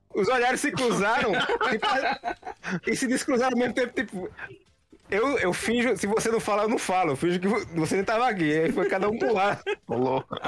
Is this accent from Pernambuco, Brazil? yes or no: yes; Santa Cruz do Capibaribe, Pernambuco, Brazil; now in Caruaru, Brazil; na cidade que eu morava, Santa Cruz